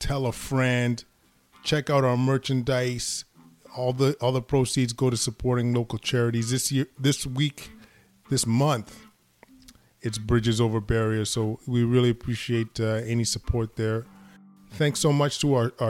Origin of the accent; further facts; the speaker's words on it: Edmonton, Alberta, Canada; moved away; I'm from Edmonton originally